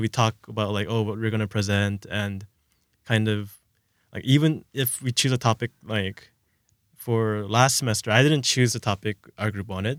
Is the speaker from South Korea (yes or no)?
yes; South Korea; moved away; I'm from Korea, so I've had a background in Korean, kind of, like, just speaking with my parents